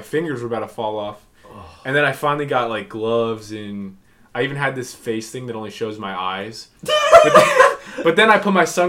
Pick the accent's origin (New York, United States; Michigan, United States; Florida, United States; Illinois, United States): Florida, United States; growing up in Florida